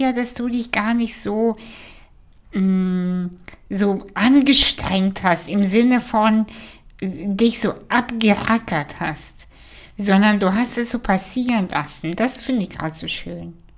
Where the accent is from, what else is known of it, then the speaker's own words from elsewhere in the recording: Kazakhstan; now in Germany; ich komme aus Kasachstan, wo wir nicht mal fließend Wasser hatten